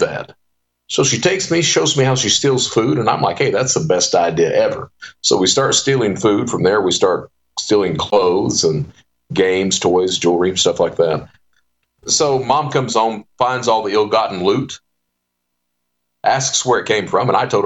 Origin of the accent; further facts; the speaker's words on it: Eastern Kentucky, United States; also born or lived in Panama City, Florida / Hazard, Kentucky; I come from Eastern Kentucky